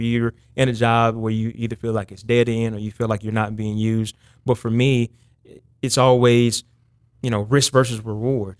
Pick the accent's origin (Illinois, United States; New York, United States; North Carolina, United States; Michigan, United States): North Carolina, United States; Lexington; I, I grew up in Lexington, North Carolina, so it's about forty-five minutes north of Charlotte, right outside Winston-Salem.